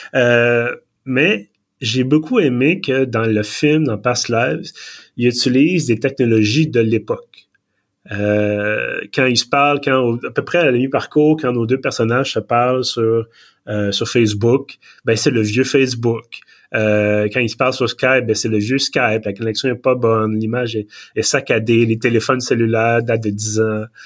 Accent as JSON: {"language": "French", "town": "Montreal", "region": "Quebec", "country": "Canada", "tie": "born or raised there", "said": "j'ai émigré de, de Villeray à Montréal-Nord, euh, au plateau"}